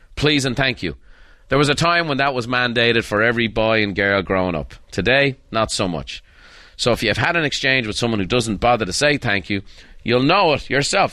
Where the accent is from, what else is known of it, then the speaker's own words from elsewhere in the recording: Ireland; as a boy growing up in Ireland.